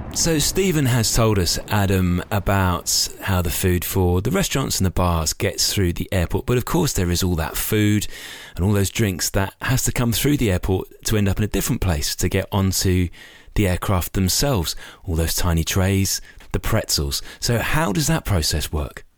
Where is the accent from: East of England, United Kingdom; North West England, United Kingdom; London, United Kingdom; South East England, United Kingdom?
North West England, United Kingdom; Knutsford; my hometown of Knutsford